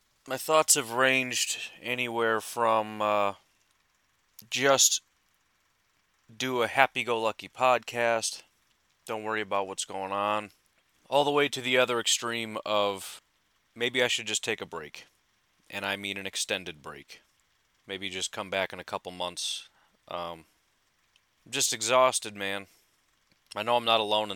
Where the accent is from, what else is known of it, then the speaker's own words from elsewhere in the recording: Illinois, United States; I grew up in Illinois